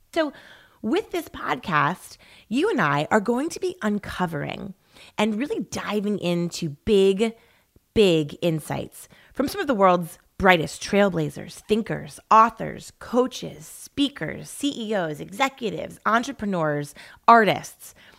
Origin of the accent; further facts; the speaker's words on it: East Coast, United States; moved away as an adult; now in Laguna Beach, United States; growing up on the East Coast